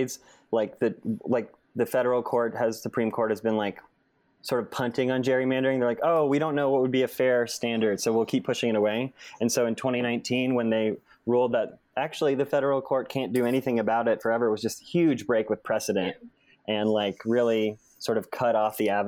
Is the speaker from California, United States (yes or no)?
no; North Carolina, United States; moved away as an adult; now in Pennsylvania, United States; I grew up in North Carolina and then have lived for a while now in Pennsylvania